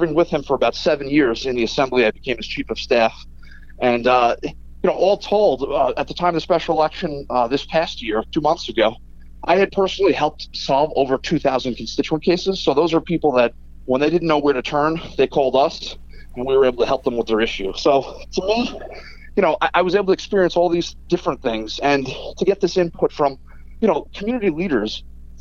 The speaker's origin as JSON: {"language": "English", "town": "Holbrook", "region": "New York", "country": "United States", "tie": "born or raised there", "also_born_or_lived": "West Islip", "said": "I grew up in Holbrook, and I graduated Sachem School District"}